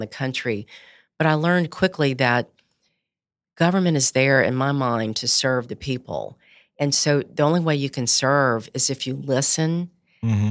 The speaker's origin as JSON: {"language": "English", "town": "Baton Rouge", "region": "Louisiana", "country": "United States", "tie": "born or raised there", "said": "I grew up in Baton Rouge"}